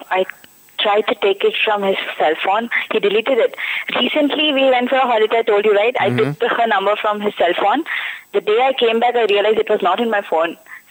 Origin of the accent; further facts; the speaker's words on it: Delhi, India; moved away as an adult; now in Hyderabad, India; I stay in Delhi, but like my hometown is Delhi, but I am in Hyderabad right now.